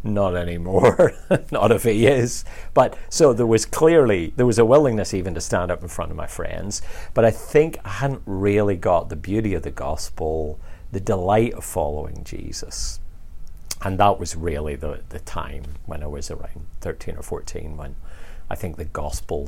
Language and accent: English; just outside Belfast, Northern Ireland, United Kingdom; I grew up just outside Belfast